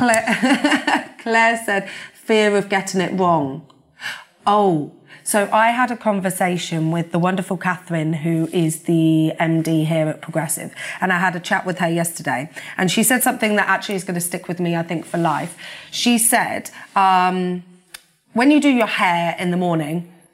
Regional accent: Peterborough, East of England, United Kingdom; also born or lived in Hampton; I'm from Peterborough, born and bred.

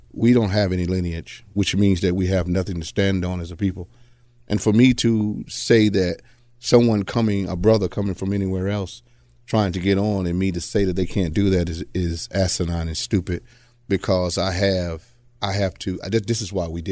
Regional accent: Atlanta, Georgia, United States; I'm from Atlanta

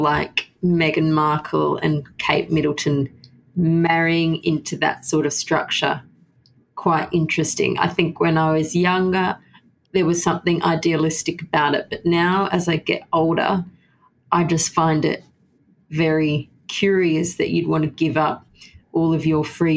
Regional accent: Sydney, New South Wales, Australia; I grew up in Sydney, and I think I'll die in Sydney

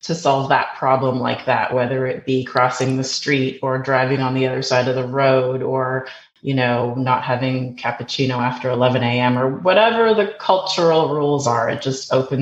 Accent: Edmonton, Alberta, Canada; moved away as an adult; also born or lived in Brussels; now in United States; I grew up in Canada, in Edmonton, Alberta

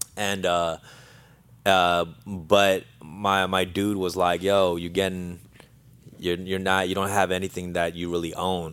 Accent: Los Angeles, California, United States; also born or lived in Argentina; I, uh, was raised there my whole life at the age of three

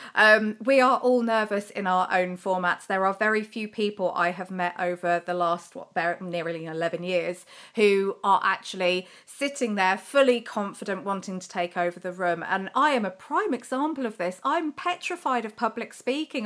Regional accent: United Kingdom; we're terribly British

